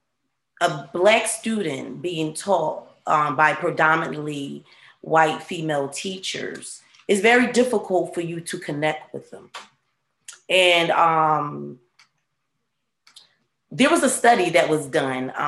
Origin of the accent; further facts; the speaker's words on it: Philadelphia, Pennsylvania, United States; I'm from Philadelphia originally, born and raised